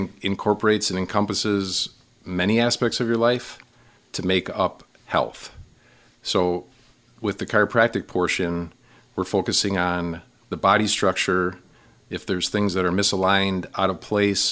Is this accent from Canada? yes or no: no; Milwaukee, Wisconsin, United States; moved away as an adult; also born or lived in Waukesha / Brookfield; now in Wausau, United States; I am from the Milwaukee area, born and raised in Milwaukee